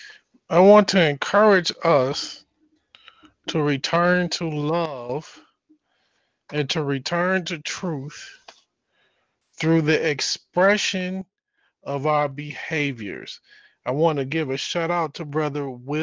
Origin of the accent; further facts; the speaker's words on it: Detroit, Michigan, United States; I'm from Detroit.